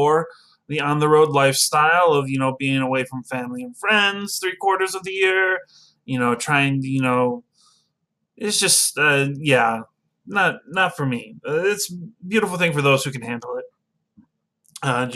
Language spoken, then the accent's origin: English; Midland, Michigan, United States; moved away as an adult; also born or lived in Troy, Michigan; now in Oak Park, United States; I am originally from Midland, Michigan. I moved down to Detroit area, specifically Troy, with several of my siblings. I'm the youngest of six. And when I was 18, I moved down here